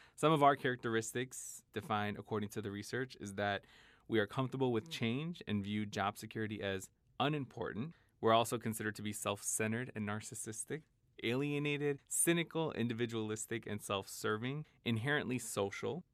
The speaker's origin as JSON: {"language": "English", "town": "Chicago", "region": "Illinois", "country": "United States", "tie": "born or raised there", "said": "I was in Chicago 'cause I grew up in Chicago"}